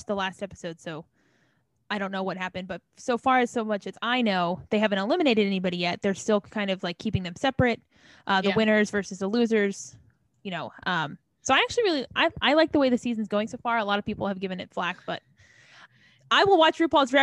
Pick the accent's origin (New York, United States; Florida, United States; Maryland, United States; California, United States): Maryland, United States; Ellicott City; where I grew up, in Ellicott City, Maryland